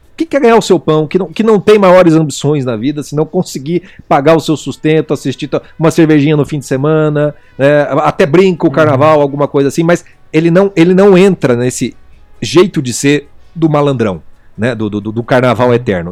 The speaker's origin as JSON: {"language": "Portuguese", "country": "Brazil", "said": "nós brasileiros"}